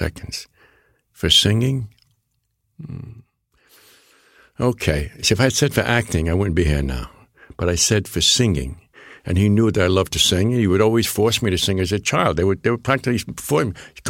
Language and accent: English; New York City, New York, United States; first language Neapolitan; I'm born here in the Bronx